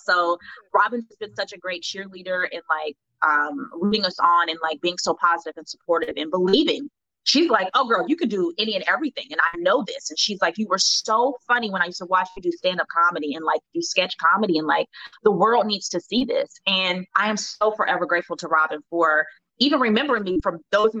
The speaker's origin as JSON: {"language": "English", "town": "Cincinnati", "region": "Ohio", "country": "United States", "tie": "born or raised there", "said": "I went to the School for Creative and Performing Arts out of Ohio, Cincinnati, Ohio."}